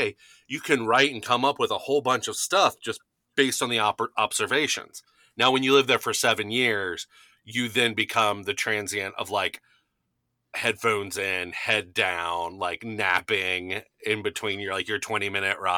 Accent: Kentucky, United States; moved away as an adult; also born or lived in Chicago / Cincinnati; I grew up in Kentucky

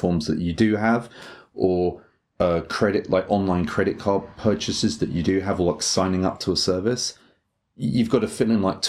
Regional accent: England, United Kingdom; now in Japan; like English people, we can have like this kind of naughty schoolboy in us.

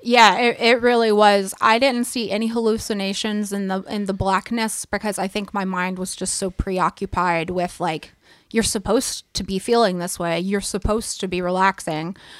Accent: East Tennessee, United States; I'm from East Tennessee

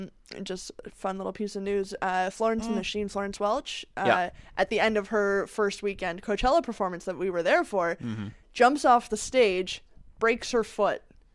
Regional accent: Canada

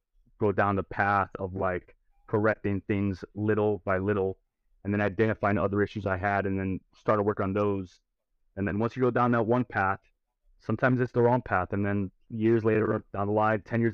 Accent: Cicero, Illinois, United States; I grew up in Cicero

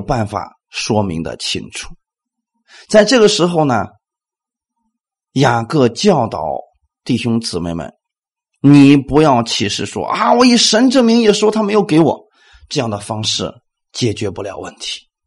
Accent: China; 我们中国人

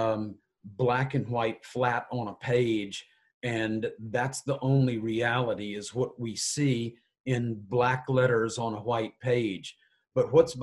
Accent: Richmond, Virginia, United States; moved away as an adult; also born or lived in Mississippi / Israel; I was born in Richmond, Virginia and grew up there

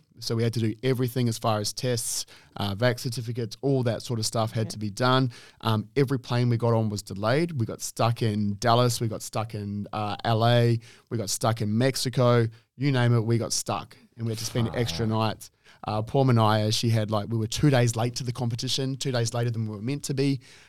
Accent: New Zealand; I'm a Kiwi, if anyone doesn't know.

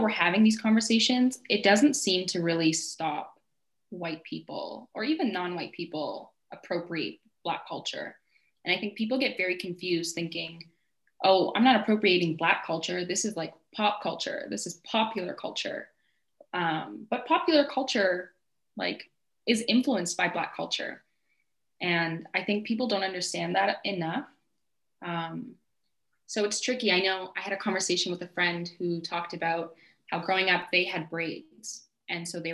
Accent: Calgary, Alberta, Canada; I was born and raised in Calgary

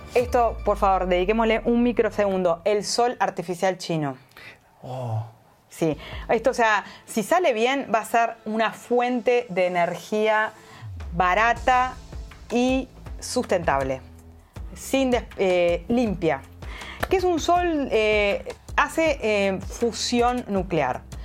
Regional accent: Uruguay; soy ciudadana uruguaya

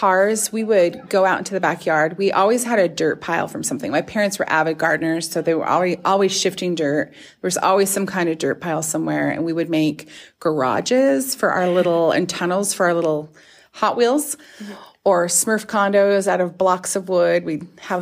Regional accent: Lewiston, Idaho, United States; I grew up in Lewiston, Idaho, just down the road, about 100 miles south.

